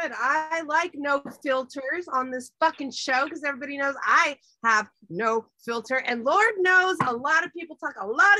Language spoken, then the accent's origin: English; South Texas, United States; moved away as an adult; now in Santa Cruz, United States; I'm originally from South Texas. Transplanted to Santa Cruz about 11 years ago. I've been here by the beach.